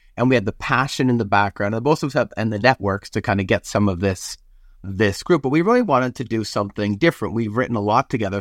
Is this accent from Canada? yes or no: yes; Canada; moved away as an adult; now in United States; I'm Canadian